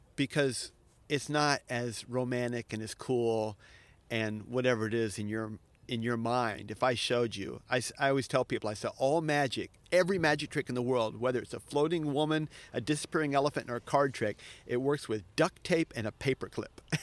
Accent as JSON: {"language": "English", "region": "Florida", "country": "United States", "moved": "yes", "lives_now": "Japan", "said": "I'm from Florida"}